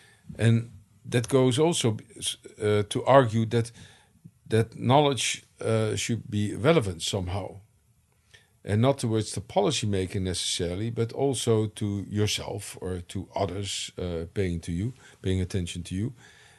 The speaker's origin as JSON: {"language": "English", "country": "United States", "lives_now": "Netherlands", "said": "I came from the United States, where you have a lively liberal arts tradition, to the Netherlands, where you had much less so."}